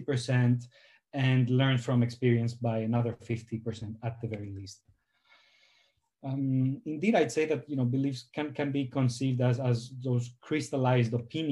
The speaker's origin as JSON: {"language": "English", "country": "Greece", "moved": "as an adult", "lives_now": "Amsterdam, Netherlands", "said": "I'm from Greece"}